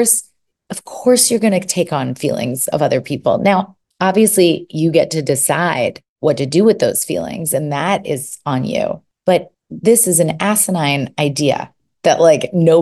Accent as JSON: {"language": "English", "town": "New York City", "region": "New York", "country": "United States", "moved": "as an adult", "lives_now": "California, United States", "said": "I'm from New York. So I lived in New York City"}